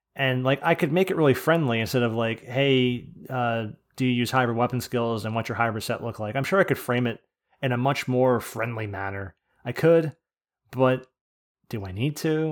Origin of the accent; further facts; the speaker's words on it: New Jersey, United States; I'm from New Jersey